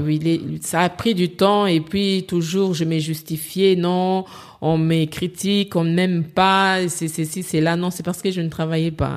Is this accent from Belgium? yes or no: no; DR Congo; moved away as an adult; now in Paris, France; je suis congolaise